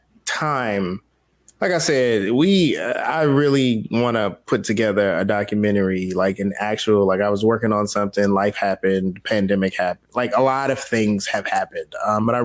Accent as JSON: {"language": "English", "town": "Washington", "region": "District of Columbia", "country": "United States", "said": "I am from South and Northeast DC."}